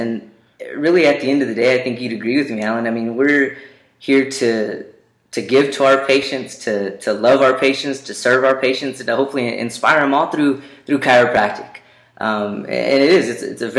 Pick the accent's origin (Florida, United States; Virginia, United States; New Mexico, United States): New Mexico, United States; Roswell; now in Albuquerque, United States; All the way here in Albuquerque, came from Roswell.